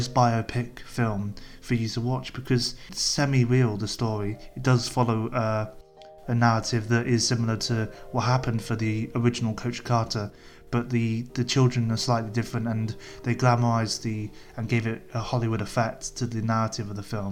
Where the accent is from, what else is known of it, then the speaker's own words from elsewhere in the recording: England, United Kingdom; as an English white male living in England